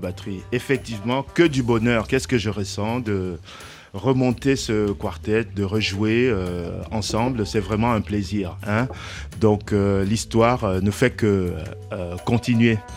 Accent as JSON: {"language": "French", "country": "Cameroon", "said": "je suis africain tout simplement, je viens du Cameroun"}